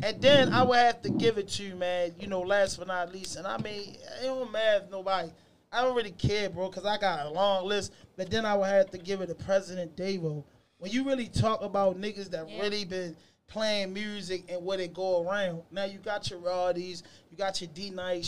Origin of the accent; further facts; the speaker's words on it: Baltimore, Maryland, United States; I'm from Baltimore, Northwest Baltimore. I went to Falls Park, Northwestern, Emerson, Job Corps, everywhere